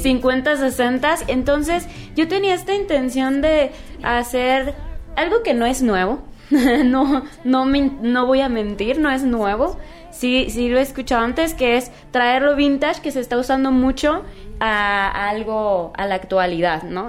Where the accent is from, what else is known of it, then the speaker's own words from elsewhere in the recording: Guadalajara, Jalisco, Mexico; also born or lived in California; Nací allá, pero realmente yo desde los tres años viví en Guadalajara. Entonces, pues yo digo que yo me considero tapatía